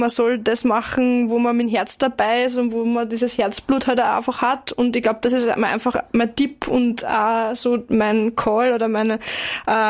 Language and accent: German; Carinthia, Austria; Ich glaube, man muss auch weg als Kärntnerin und Kärntner, dass man sagt, man muss jetzt alles verändern.